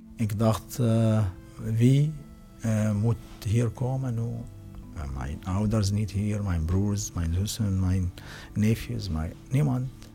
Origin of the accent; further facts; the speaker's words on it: Syria; Dutch is a second language; now in Netherlands; ik kom uit Syrië.